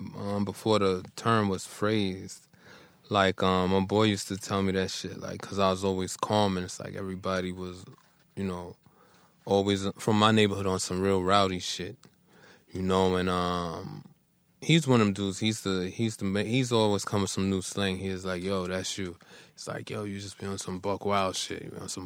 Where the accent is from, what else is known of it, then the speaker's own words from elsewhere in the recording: New York City, New York, United States; Cypress Avenue in the Bronx.